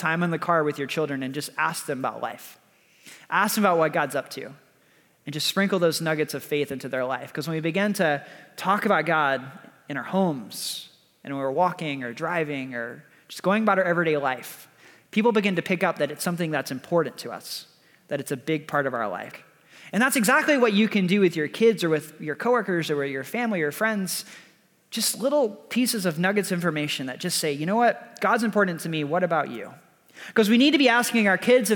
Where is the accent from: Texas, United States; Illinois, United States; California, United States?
Texas, United States; I'm from Texas.